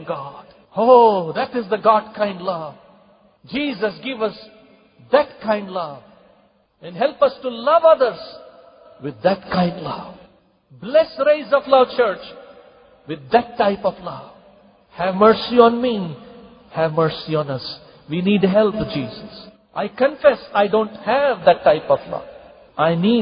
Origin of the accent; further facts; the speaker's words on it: Kalaburagi, Karnataka, India; in my home church, in my hometown, Gulbarga